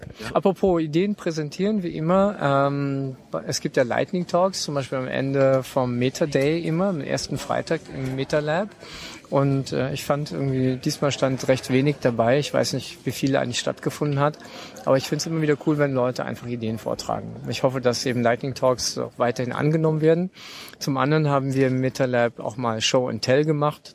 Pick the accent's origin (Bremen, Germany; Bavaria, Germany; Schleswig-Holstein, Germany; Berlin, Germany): Berlin, Germany; ich bin Berliner